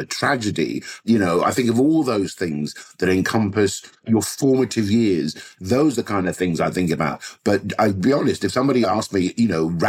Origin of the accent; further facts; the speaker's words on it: London, United Kingdom; growing up in Southwest London